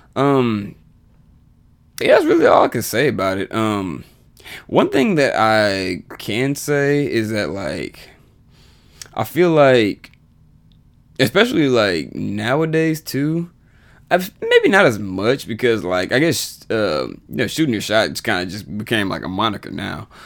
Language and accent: English; Texas, United States; also born or lived in College Station, Texas; the twenty plus years I've lived in Texas